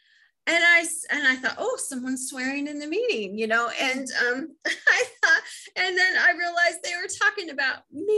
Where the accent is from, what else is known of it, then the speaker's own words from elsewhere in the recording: Midwest, United States; accent: Midwest; So I'm on there with my Midwest accent